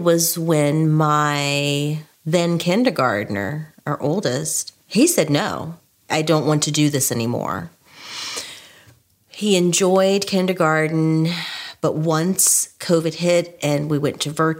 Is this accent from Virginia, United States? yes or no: yes; Richmond, Virginia, United States; now in Laurel, United States; I'm originally from Richmond, Virginia. My family and I live in Laurel, Maryland.